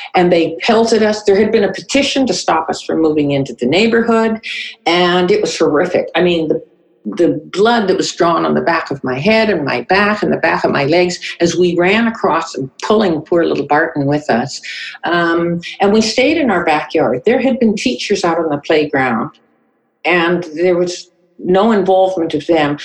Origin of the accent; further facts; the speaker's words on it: North Vancouver, British Columbia, Canada; also born or lived in Winnipeg, Canada; I was born in Winnipeg. Um, we came to Vancouver in 19 North Vancouver actually in 1951. So I grew up on the North Shore